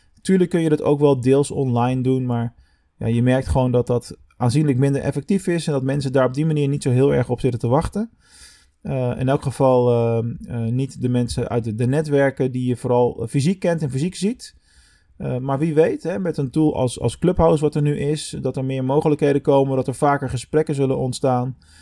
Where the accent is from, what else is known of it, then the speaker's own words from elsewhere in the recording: Rotterdam, South Holland, Netherlands; moved away as an adult; now in Venlo, Netherlands; ik als Rotterdammer